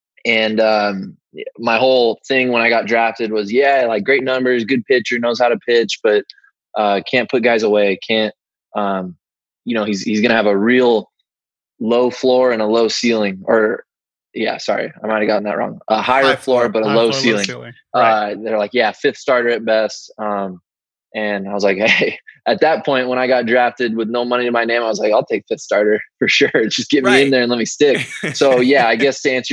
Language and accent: English; Southern California, United States; I grew up in Southern California